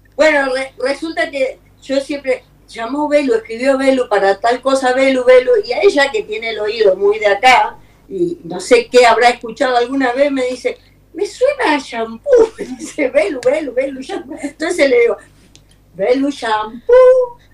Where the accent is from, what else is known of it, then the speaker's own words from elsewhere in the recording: Corrientes, Argentina; now in New York, United States; soy correntina